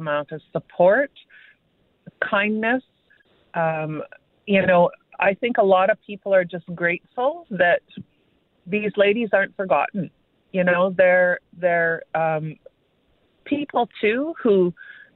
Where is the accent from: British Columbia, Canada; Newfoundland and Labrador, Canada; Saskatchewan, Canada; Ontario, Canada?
Ontario, Canada; Kenora; now in Winnipeg, Canada; we're both from Treaty 3. I grew up in Kenora